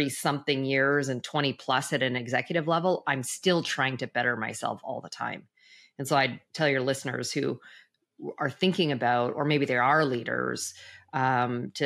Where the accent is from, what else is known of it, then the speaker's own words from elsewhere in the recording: Western Canada, Canada; moved away as an adult; also born or lived in Toronto, Ontario; I'm originally from Canada